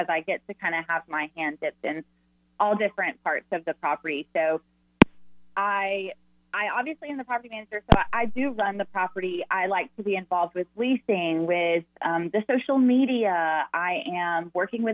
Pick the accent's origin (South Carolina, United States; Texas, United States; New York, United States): South Carolina, United States; Clemson; also born or lived in Walhalla, South Carolina; I'm from Clemson, South Carolina.